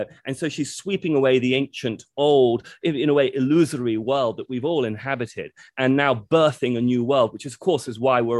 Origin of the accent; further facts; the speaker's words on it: United Kingdom; being very British.